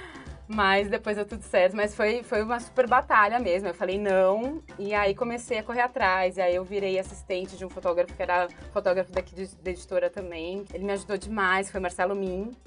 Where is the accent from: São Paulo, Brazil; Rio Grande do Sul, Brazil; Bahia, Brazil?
São Paulo, Brazil; São Bernardo do Campo; eu sou de São Bernardo, faculdade de é São Bernardo